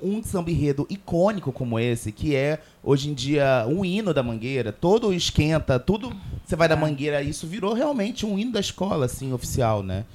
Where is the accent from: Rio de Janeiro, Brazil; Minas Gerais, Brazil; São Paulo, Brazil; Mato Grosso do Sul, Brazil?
Rio de Janeiro, Brazil; sou carioca